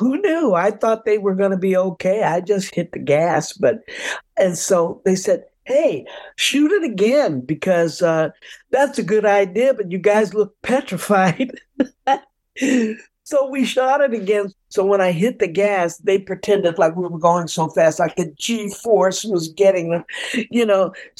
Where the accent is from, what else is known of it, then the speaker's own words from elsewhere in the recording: Detroit, Michigan, United States; I'm from Detroit. I know how to drive.